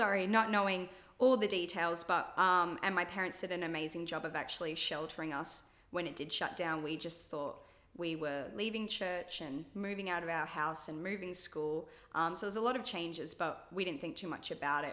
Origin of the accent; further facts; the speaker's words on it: Australia; I was born in Australia.